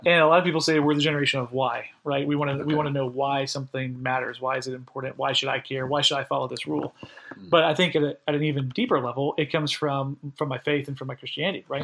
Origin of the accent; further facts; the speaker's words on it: Florida, United States; also born or lived in upstate New York; now in Holly Springs, United States; originally, I'm from Florida. I'm an eighth generation Floridian.